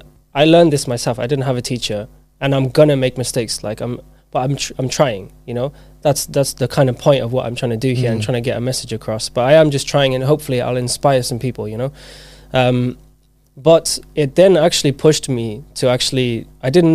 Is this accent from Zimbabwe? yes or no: yes; Zimbabwe; moved away; I was born in Zimbabwe. So I grew up there.